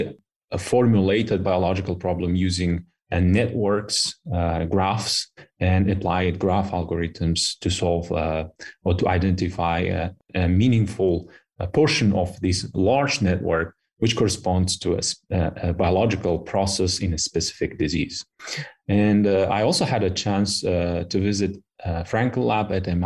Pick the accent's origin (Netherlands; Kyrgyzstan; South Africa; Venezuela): Kyrgyzstan; moved away as an adult; also born or lived in Istanbul, Turkey; now in Switzerland; I did my high school in my home country, Kyrgyzstan. Then I moved to Istanbul for my bachelor